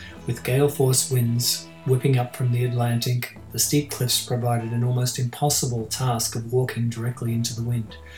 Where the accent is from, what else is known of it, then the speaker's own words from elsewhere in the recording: Australia; the hot and dusty rural community I grew up into in Australia